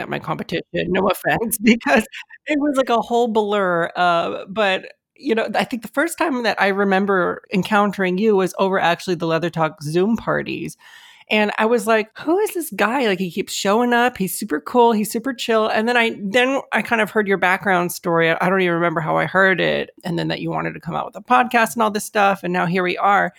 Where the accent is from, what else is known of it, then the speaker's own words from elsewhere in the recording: United States; I was born here in the States, and my parents were also born here in the States